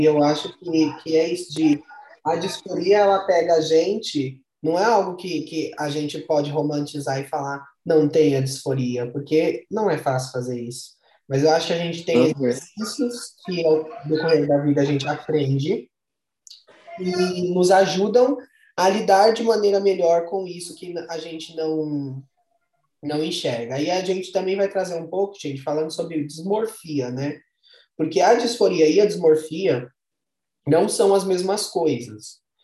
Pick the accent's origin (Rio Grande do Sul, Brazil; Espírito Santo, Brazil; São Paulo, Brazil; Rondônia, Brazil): São Paulo, Brazil; now in Paraná, Brazil; sou de São Paulo, moro no Paraná